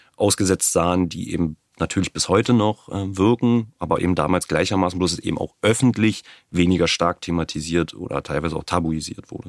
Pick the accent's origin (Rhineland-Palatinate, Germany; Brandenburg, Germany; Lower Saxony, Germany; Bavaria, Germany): Brandenburg, Germany; ich bin in Brandenburg geboren, lebe nach wie vor in Brandenburg, habe in Potsdam studiert, also durch und durch Brandenburger